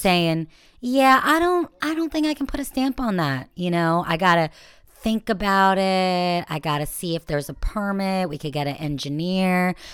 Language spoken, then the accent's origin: English; Israel; I'm still Jewish and, and Israeli